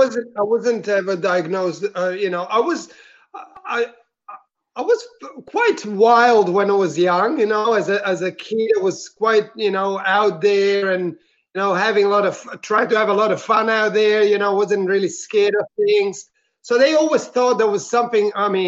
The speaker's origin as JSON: {"language": "English", "country": "Italy", "second_language": "English", "moved": "yes", "lives_now": "Melbourne, Australia", "said": "I'm originally from Italy, but I am currently living in Australia, in Melbourne, actually."}